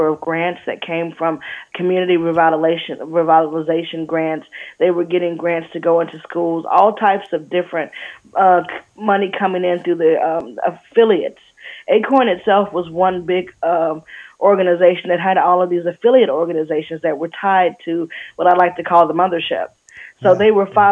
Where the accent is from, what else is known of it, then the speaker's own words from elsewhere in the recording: Alabama, United States; Growing up in Alabama, it was Jesus and JFK